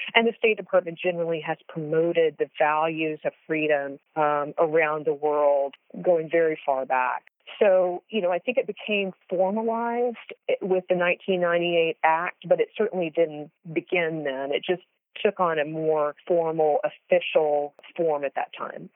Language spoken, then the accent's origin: English; United States; as both an American and a Christian